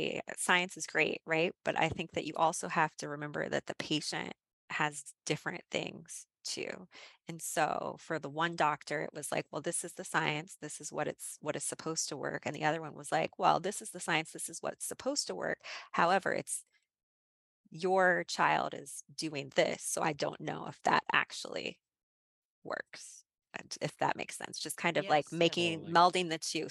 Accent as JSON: {"language": "English", "town": "Athens", "region": "Ohio", "country": "United States", "tie": "born or raised there", "moved": "yes", "said": "I grew up in Athens, Ohio. I went to Athens High School"}